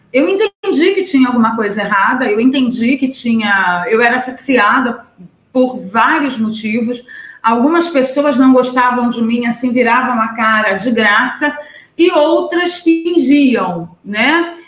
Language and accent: Portuguese; Niterói, Rio de Janeiro, Brazil; lá na minha cidade, em Niterói